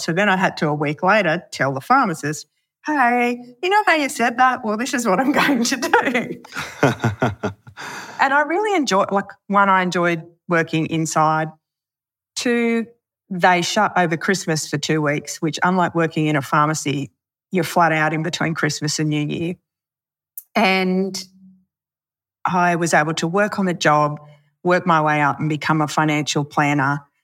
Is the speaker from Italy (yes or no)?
no; Pilliga, New South Wales, Australia; also born or lived in Wee Waa; we lived at Pelega